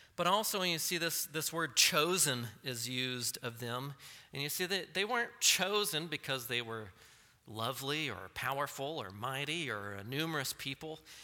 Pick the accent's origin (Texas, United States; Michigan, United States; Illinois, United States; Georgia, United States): Texas, United States; I'm from Texas